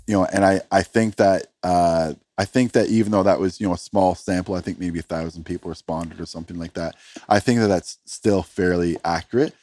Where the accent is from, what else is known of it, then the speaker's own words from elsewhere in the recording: Canada; I'm from Canada